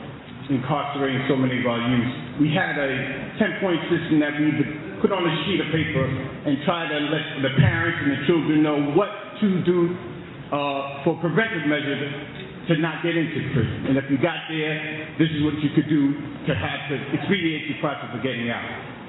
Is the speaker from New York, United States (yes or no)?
yes; New York City, New York, United States; I grew up in a project in Brooklyn.